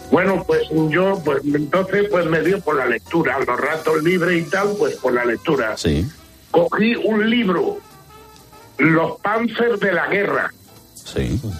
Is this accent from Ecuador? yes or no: no; Melilla, Spain; Mira, los remedios, yo soy de Melilla. {S255} Sí. {S11} Y en Melilla, el catarro, nosotros, mi madre nos lo quitaba con darnos algo en el pecho y una cucharadita de petróleo.